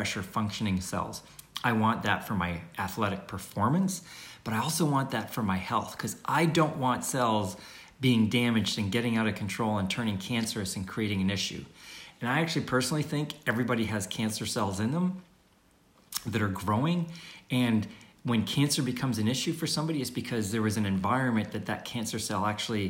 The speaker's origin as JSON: {"language": "English", "country": "Canada", "said": "I'm from Canada"}